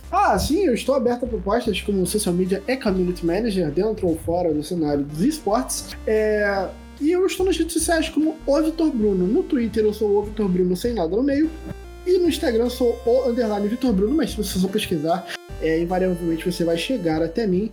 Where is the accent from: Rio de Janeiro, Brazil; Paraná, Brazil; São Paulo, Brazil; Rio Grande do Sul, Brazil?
Rio de Janeiro, Brazil; eu sou do Rio de Janeiro